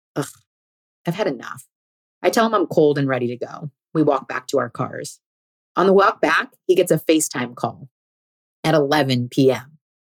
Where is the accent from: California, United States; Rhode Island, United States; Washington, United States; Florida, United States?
California, United States; I was also born here. Turns out we were both born at the same hospital, went to the same small private school from kindergarten to eighth grade, and the same high school